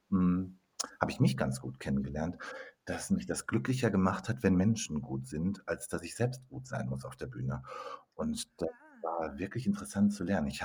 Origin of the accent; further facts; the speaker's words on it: North Rhine-Westphalia, Germany; now in Munich, Germany; ich bin eigentlich Ruhrpottler, wohne aber inzwischen in München mit vielen Stationen dazwischen